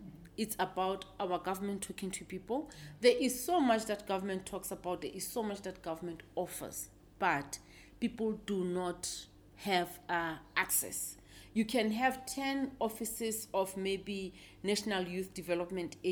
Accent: Lesotho; now in South Africa; I was born in Lesotho, although I'm naturalized here in mm-hmm. South Africa.

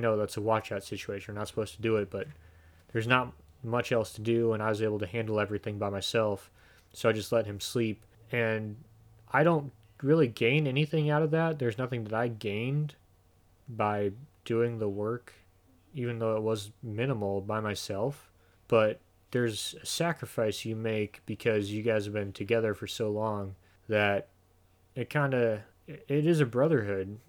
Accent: Illinois, United States; moved away as an adult; also born or lived in Idaho / Northern California; we're both from Illinois. We both grew up in the suburbs

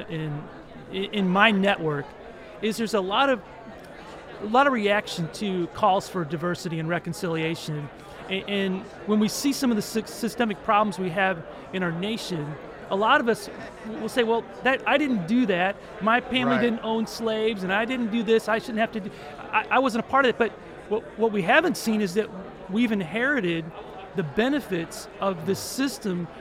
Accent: St. Louis, Missouri, United States; now in Central Missouri, United States; I grew up in St. Louis, and I had relatives, cousins that lived in Florissant and Ferguson

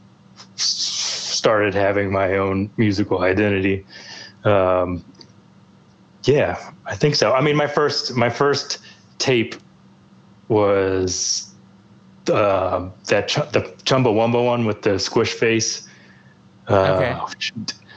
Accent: Fredericksburg, Virginia, United States; I grew up in Northern Virginia

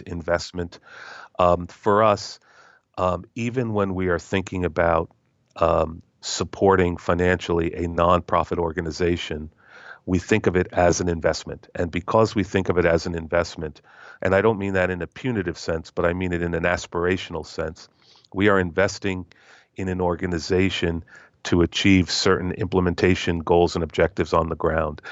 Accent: United States; as an American

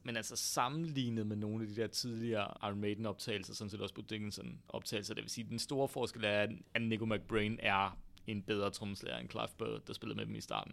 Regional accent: North Jutland, North Denmark Region, Denmark; accent: North Jutlandic; moved away as an adult; now in Copenhagen, Denmark; jysk med den der nordjyske klang, jeg ligesom er vokset op med i mit barndomshjem

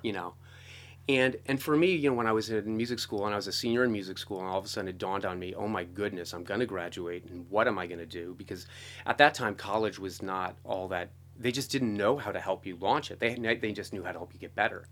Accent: East Coast, United States; I grew up on the East Coast

